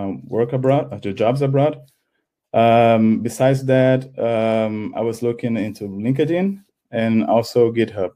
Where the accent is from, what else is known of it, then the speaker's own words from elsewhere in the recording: Brazil; moved away as an adult; now in Germany; I'm from Brazil.